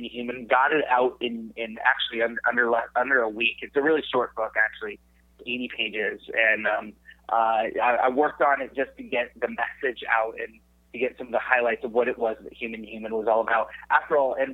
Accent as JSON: {"language": "English", "town": "San Jose", "region": "California", "country": "United States", "tie": "born or raised there", "also_born_or_lived": "Arizona", "said": "I was born and raised in San Jose, California"}